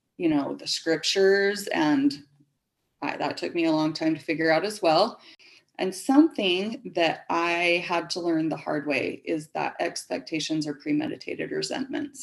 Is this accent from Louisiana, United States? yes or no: no; Springville, Utah, United States; I was born and raised in Springville, Utah